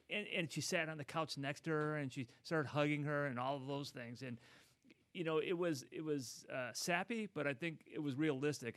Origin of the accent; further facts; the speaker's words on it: Midwest, United States; now in Los Angeles, United States; I come from the Midwest